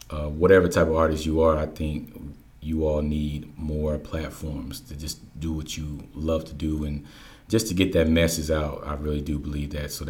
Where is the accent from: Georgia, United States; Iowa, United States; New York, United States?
Georgia, United States; also born or lived in Germany / Missouri / Oklahoma / Hawaii; I was born in Germany, uh, mm-hmm. moved to Missouri, Oklahoma, Hawaii, Louisiana. Then I basically grew up in Georgia uh, for I think I've been here for the last eleven years.